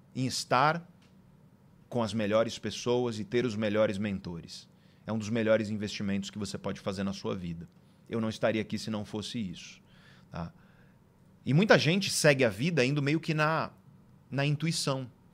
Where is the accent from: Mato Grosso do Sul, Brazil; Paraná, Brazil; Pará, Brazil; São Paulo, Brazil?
São Paulo, Brazil; Guarujá; moved away as an adult; also born or lived in Santos; now in São Paulo, Brazil; eu sou do litoral de São Paulo, né? Eu nasci em Santos e eu cresci no Guarujá